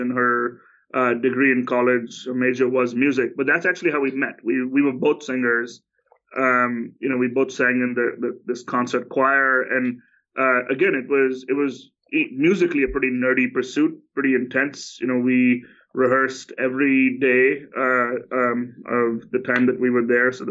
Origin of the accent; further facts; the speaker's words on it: India; moved away; I grew up in India.